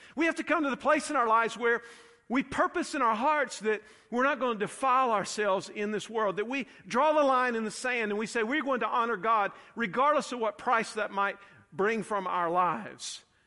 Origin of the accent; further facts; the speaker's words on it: United States; I'm about as American and pro-democracy and pro-capitalist as they come.